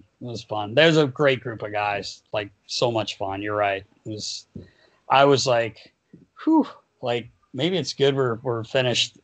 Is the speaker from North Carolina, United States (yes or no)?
yes; North Carolina, United States; I'm from North Carolina.